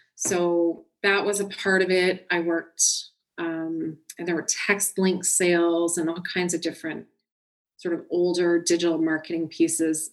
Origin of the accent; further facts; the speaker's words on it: Orangeville, Ontario, Canada; also born or lived in Milton, Ontario; I was born in Milton, Ontario, but I actually was raised most of my life in Orangeville, Ontario, and that's where I am now